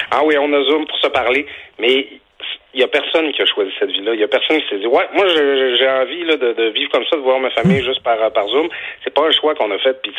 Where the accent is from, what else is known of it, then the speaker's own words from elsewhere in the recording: Quebec, Canada; moved away; moi, je viens du Saguenay-Saint-Jean